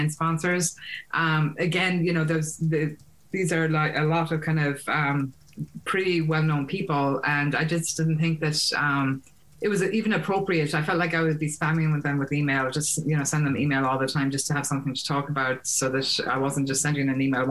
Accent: Ireland; now in United States; I'm Irish, I live in the States

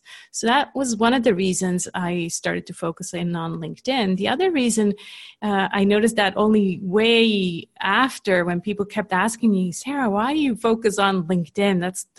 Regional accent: Switzerland; accent: Canadian; also born or lived in California; But I'm, born and raised in Switzerland. I'm just a copycat. So I copy my husband's accent, who's Canadian.

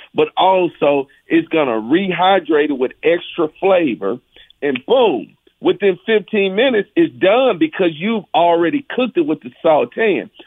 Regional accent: Mississippi, United States; my culinary journey of growing up in Mississippi

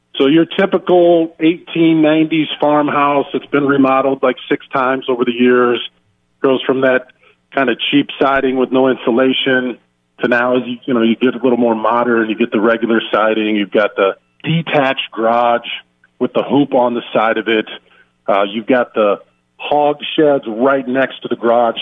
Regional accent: Winfield, Iowa, United States; I grew up in Winfield, Iowa, um, a town of 1,000

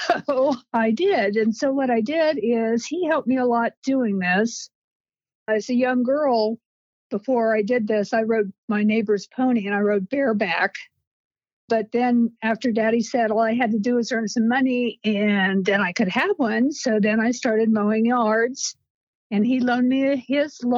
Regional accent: Cardington, Ohio, United States; I was born in Cardington, Ohio, and I actually graduated high school there

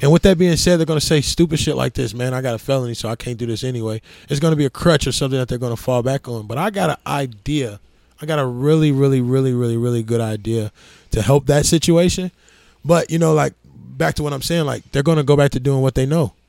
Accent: Lansing, Illinois, United States; moved away; also born or lived in Gary, Indiana / Indianapolis, Indiana / Atlanta, Georgia; I grew up in Gary up to second grade, and then my mother moved me to Lansing, Illinois from third grade to sophomore year.

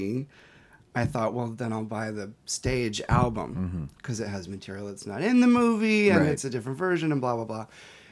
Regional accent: Texas, United States; I grew up in Texas

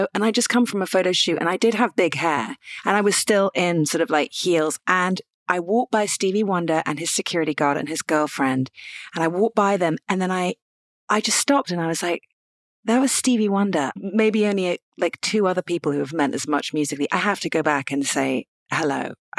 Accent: United Kingdom; I'm British.

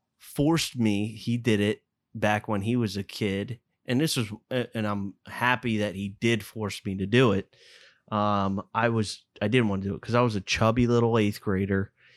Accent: Fort Washington, Maryland, United States; we grew up in Fort Washington, for God's sakes.

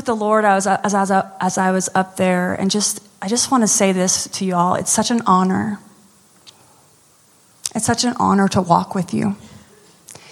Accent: United States; now in New Orleans, United States; I'm American.

